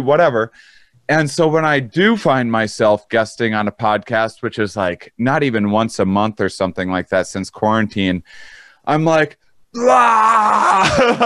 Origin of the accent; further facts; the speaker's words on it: Wisconsin, United States; moved away; I'm in Wisconsin. I came home when everything hit the fan. I came to my hometown